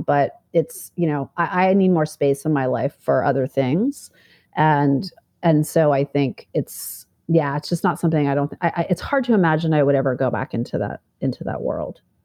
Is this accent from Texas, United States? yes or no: no; Fairbanks, Alaska, United States; moved away; also born or lived in Manhattan, New York; I grew up in Fairbanks, Alaska, very conservative, small town mentality